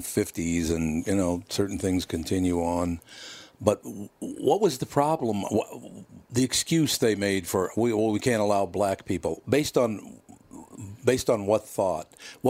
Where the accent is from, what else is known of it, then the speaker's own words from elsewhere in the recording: Minneapolis, Minnesota, United States; their parents would find out I was from North Minneapolis and ask their sons not to hang out with me anymore.